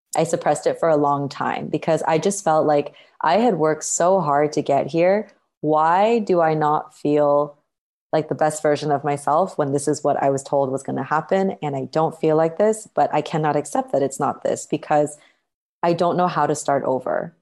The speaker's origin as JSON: {"language": "English", "country": "Canada", "tie": "born or raised there", "also_born_or_lived": "Toronto", "moved": "as an adult", "lives_now": "Bali, Indonesia", "said": "I was born and raised in Canada, which is where I grew up."}